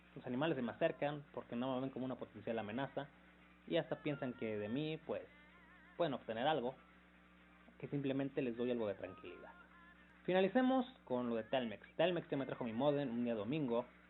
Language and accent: Spanish; Mexico; yo como mexicano